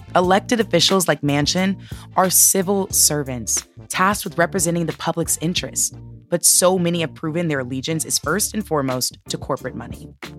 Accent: Oakland, California, United States; I'm from Oakland, California, which I am extremely, extremely proud of.

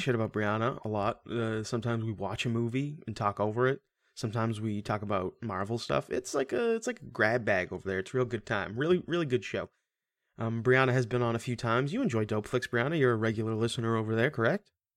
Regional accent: Washington, United States; I'm from Washington

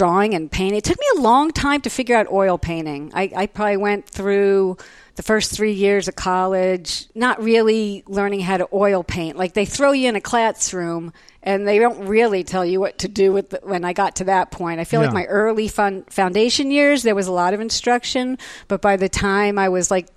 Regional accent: East Brunswick, New Jersey, United States; moved away as an adult; also born or lived in New York City; now in Austin, United States; I grew up in East Brunswick, New Jersey, and the high school there was amazing

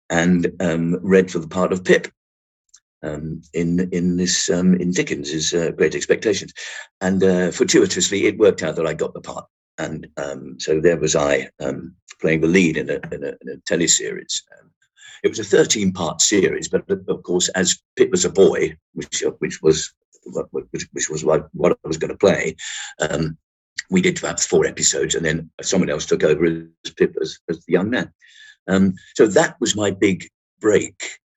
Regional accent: London, United Kingdom; accent: Cockney; I am a, a, Cockney, I suppose, in, in, a way. But I I lost my accent at, at drama school

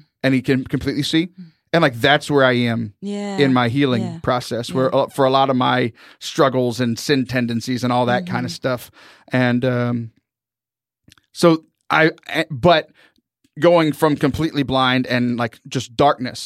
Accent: Southern Texas, United States; I'm from Southern Texas

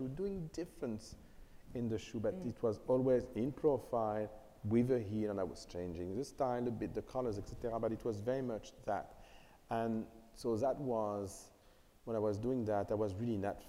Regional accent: Paris, Île-de-France, France; I was born and raised in Paris

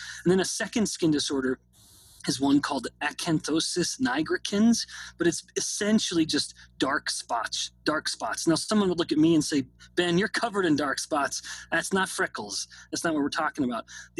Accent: Canada; now in United States; I say this as someone who's actually a foreigner being born and raised in Canada.

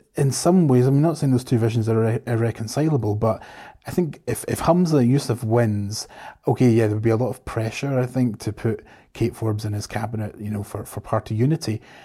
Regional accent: Scotland, United Kingdom; I'm definitely Scottish.

